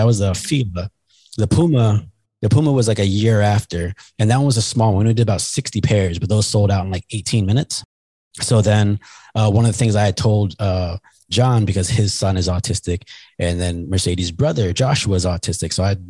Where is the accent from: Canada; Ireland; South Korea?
Canada; As a Canadian, Doug Flutie.